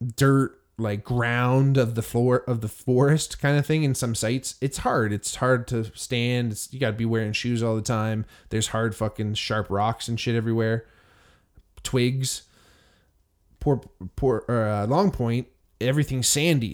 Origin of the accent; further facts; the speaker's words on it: Hamilton, Ontario, Canada; growing up in Hamilton, Ontario